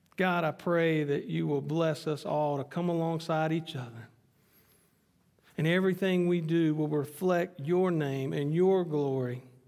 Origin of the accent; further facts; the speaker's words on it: United States; Renee and I being American citizens